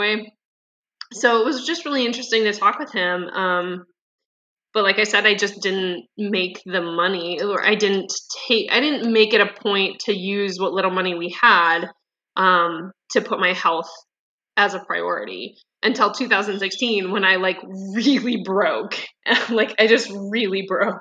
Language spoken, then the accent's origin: English; Midwest, United States; I grew up in the Midwest